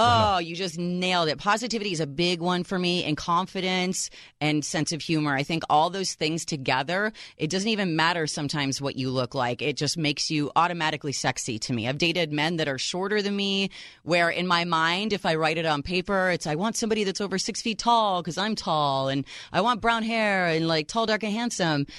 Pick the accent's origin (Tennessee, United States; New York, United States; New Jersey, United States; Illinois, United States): Illinois, United States; Chicago; my hometown, Chi Town, Chicago, Illinois